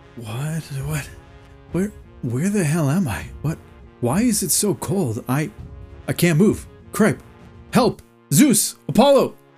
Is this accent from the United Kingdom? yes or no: no; Canada